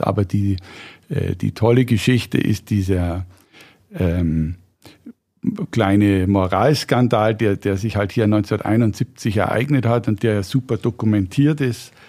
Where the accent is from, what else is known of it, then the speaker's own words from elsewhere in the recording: Regensburg, Bavaria, Germany; Ich bin Regensburger, bin da aufgewachsen, habe auch die meiste Zeit meines Lebens da gewohnt